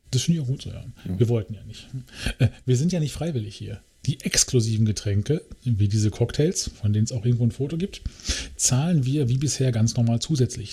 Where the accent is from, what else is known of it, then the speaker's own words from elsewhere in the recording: Germany; dass wir Deutsche sind